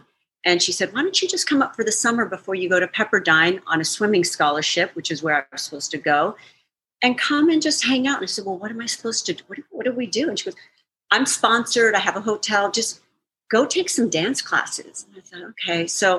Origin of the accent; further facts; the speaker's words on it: El Paso, Texas, United States; moved away as an adult; now in Chicago, United States; I'm originally from El Paso, Texas, born and raised. So, you know, not a place where I grew up dancing.